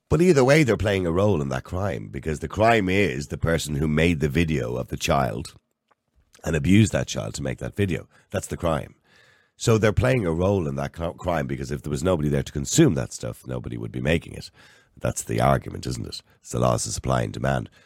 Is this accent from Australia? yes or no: no; Ireland; we're Irish.